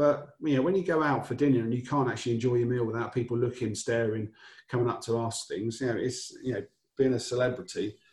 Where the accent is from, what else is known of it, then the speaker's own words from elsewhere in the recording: Upminster, East of England, United Kingdom; moved away; also born or lived in Wirral / London; I'm based where you are now in the world, but I was born in Essex. I went to main school was Cooper's Coban in Upminster